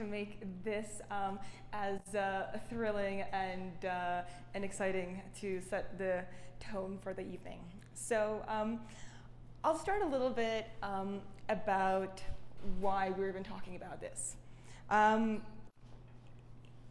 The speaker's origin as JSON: {"language": "English", "region": "Saint Petersburg", "country": "Russia", "tie": "born or raised there", "also_born_or_lived": "Canada", "moved": "yes", "lives_now": "New York, United States", "said": "I grew up in Russia, St. Petersburg, amongst the halls of Matisse's and Picasso's"}